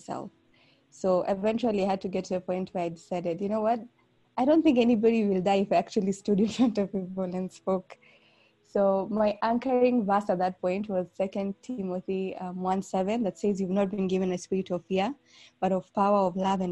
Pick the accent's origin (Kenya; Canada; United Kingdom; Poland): Kenya; Nairobi; I'm from Nairobi, Kenya